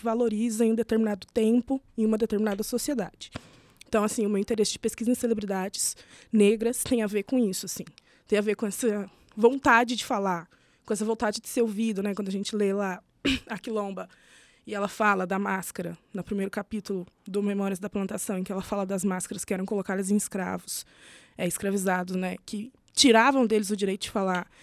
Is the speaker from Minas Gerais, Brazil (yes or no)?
yes; Itajubá, Minas Gerais, Brazil; Eu sou do sul de Minas, hum. é ali pela região de Itajubá, que é de onde eu venho